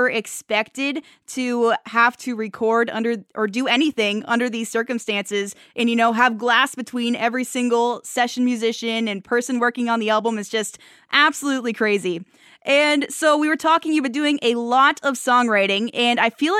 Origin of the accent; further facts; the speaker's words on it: Dresden, Ontario, Canada; I'm originally from Dresden, so just down the road